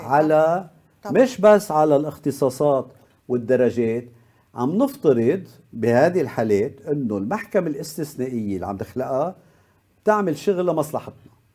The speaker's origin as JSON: {"language": "Arabic", "country": "Lebanon", "said": "عندنا بلبنان"}